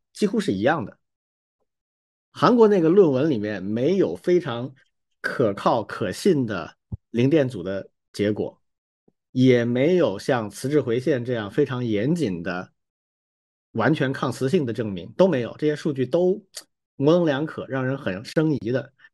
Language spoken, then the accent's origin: Chinese; Wuhan, Hubei, China; first language Chinese; 我是武汉人啊，我武大的